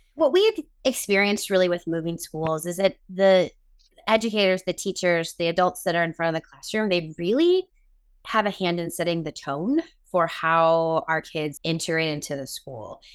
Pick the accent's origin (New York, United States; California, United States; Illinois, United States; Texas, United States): Illinois, United States; Chicago; moved away as an adult; now in Northern Virginia, United States; We are both originally from the Chicago area, but we live in Northern Virginia at the moment.